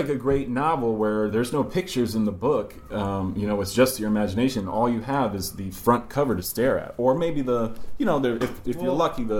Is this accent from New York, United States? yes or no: yes; New York, United States; And you know, grew up here in New York.